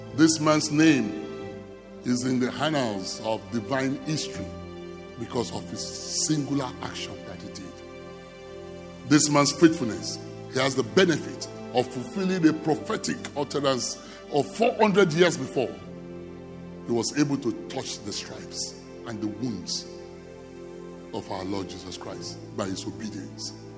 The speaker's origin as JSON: {"language": "English", "country": "Nigeria", "said": "I'm from Nigeria."}